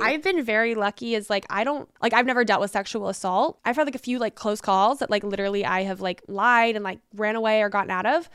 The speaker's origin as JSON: {"language": "English", "region": "Hawaii", "country": "United States", "tie": "born or raised there", "moved": "yes", "said": "But my dad lives there, so I was raised in Hawaii"}